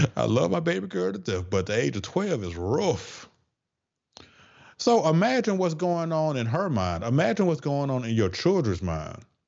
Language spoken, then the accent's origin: English; the South, United States; accent: Southern twang; I'm from the South, so I gotta say certain things with that little Southern twang.